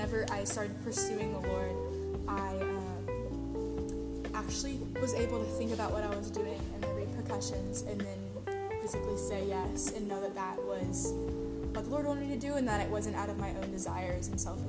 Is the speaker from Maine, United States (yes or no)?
no; Austin, Texas, United States; I'm from Austin, Texas.